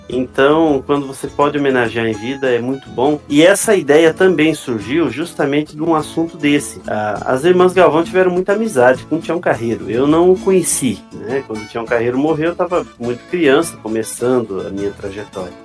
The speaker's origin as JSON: {"language": "Portuguese", "town": "Chapecó", "region": "Santa Catarina", "country": "Brazil", "tie": "born or raised there", "said": "eu sou catarinense, nascido na cidade de Chapecó, Santa Catarina"}